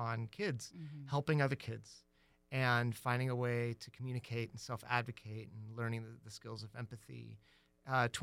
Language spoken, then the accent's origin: English; Tucson, Arizona, United States; moved away as an adult; also born or lived in Ohio / New York; I was born in Ohio, and then in middle school, I moved to Tucson